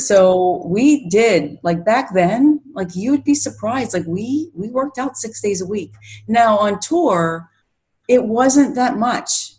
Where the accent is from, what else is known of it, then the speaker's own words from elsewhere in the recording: Pittsburgh, Pennsylvania, United States; moved away as an adult; now in Rochester, United States; I'm originally from Pittsburgh, Pennsylvania, and I moved up here about nine years ago.